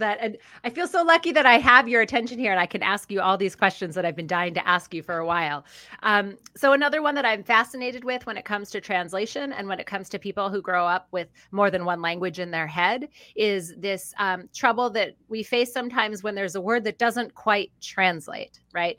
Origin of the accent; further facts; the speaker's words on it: Philadelphia, Pennsylvania, United States; A publishing house out of Philadelphia, Pennsylvania, my hometown